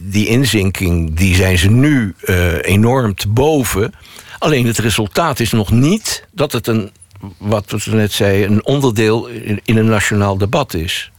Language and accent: Dutch; Netherlands; als Nederlanders